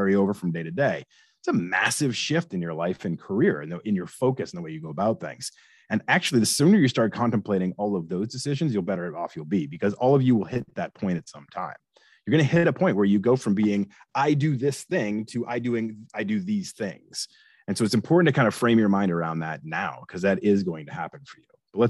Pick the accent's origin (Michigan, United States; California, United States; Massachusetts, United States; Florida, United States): Massachusetts, United States; Boston; moved away as an adult; also born or lived in Delaware / Atlanta / Seattle; now in Philadelphia, United States; I grew up in Boston